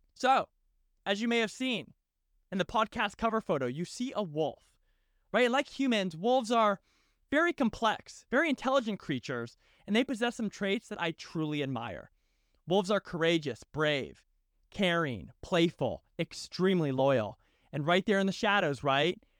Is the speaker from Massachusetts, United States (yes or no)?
yes; just outside of Boston, Massachusetts, United States; moved away as an adult; also born or lived in Annapolis, Maryland / San Diego, California; I grew up just outside of Boston, Massachusetts